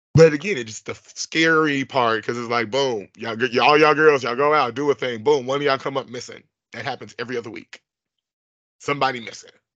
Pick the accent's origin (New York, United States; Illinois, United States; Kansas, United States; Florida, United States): Illinois, United States; Bellwood; I'm from Bellwood, Illinois